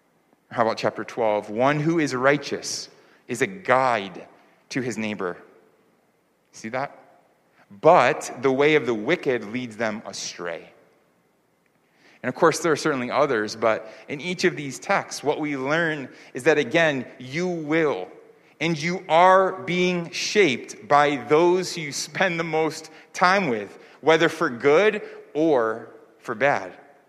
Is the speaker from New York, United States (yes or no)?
yes; New York, United States; also born or lived in California / Florida / Virginia / North Carolina; now in Seoul, South Korea; I grew up in New York, but I also lived in the Bay Area in California. I lived in Florida. I lived in Virginia. I lived in North Carolina, which I mentioned before. And now, of course, you know, live here in Seoul.